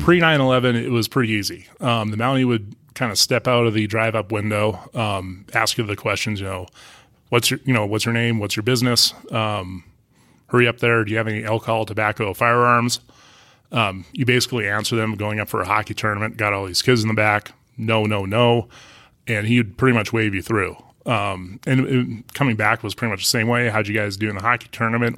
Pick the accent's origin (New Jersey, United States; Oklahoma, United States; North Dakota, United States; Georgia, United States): North Dakota, United States; Crosby; moved away; I'm from a small town in northwestern North Dakota, Crosby